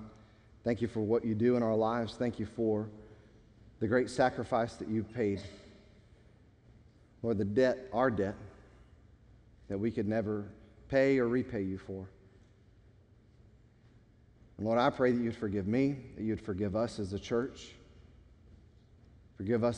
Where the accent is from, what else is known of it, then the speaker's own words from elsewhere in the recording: United States; we, as especially American Christians